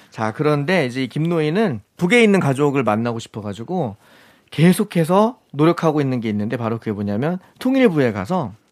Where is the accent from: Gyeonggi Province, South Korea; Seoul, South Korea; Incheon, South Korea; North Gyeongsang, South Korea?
Incheon, South Korea; also born or lived in Goesan County, North Chungcheong / North Chungcheong Province; 초등학교 1학년 때 인천으로 왔습니다.